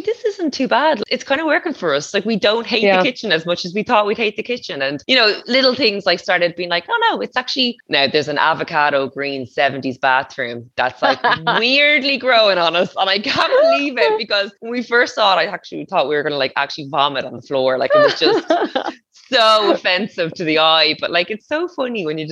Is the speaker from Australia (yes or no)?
no; Portmarnock, County Dublin, Ireland; moved away as an adult; also born or lived in Donabate; now in Waterford, Ireland; I grew up in Portmarnock